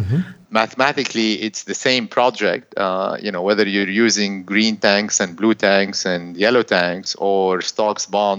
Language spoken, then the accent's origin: English; Beirut, Beirut Governorate, Lebanon; originally, I'm from Beirut, Lebanon. I graduated from Caltech in 1992.